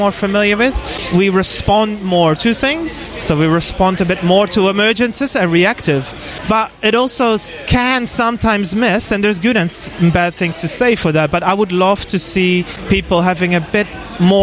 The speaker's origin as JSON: {"language": "English", "country": "Netherlands", "moved": "as an adult", "lives_now": "Auckland, New Zealand", "said": "Originally from the Netherlands"}